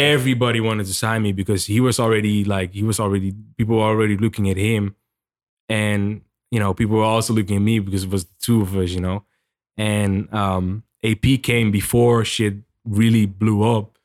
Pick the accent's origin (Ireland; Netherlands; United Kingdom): Netherlands; moved away as an adult; now in United States; I'm from the Netherlands and I just came here, just moved here